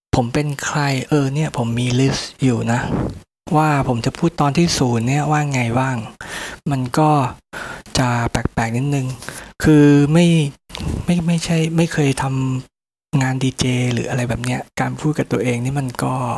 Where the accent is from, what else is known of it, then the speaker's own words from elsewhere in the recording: Bangkok, Thailand; ผมก็เป็นคนกรุงเทพธรรมด